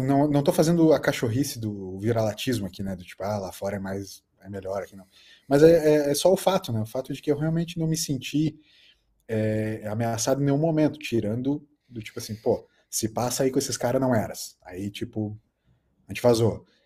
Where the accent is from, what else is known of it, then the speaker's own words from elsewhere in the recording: Brazil; eu só falei Brasil